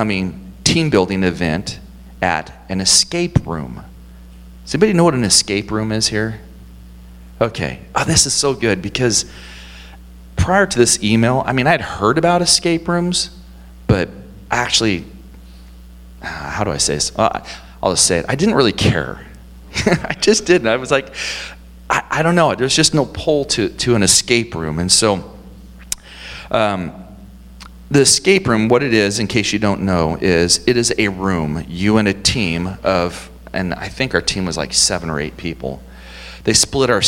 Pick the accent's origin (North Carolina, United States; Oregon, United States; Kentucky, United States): Oregon, United States; Portland; moved away as an adult; also born or lived in Montana; I was born and raised in Portland